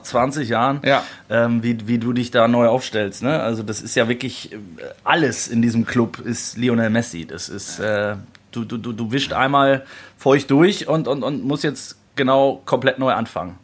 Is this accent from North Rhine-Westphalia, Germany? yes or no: yes; North Rhine-Westphalia, Germany; born or raised there